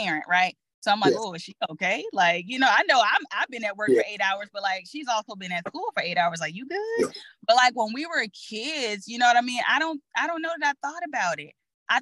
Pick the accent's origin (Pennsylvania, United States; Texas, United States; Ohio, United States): Texas, United States; I'm from Texas